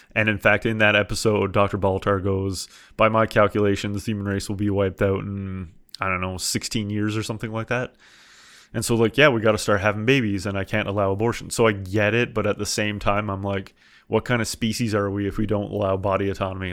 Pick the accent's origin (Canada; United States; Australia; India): Canada; I'm from Canada and I've heard this accent so many times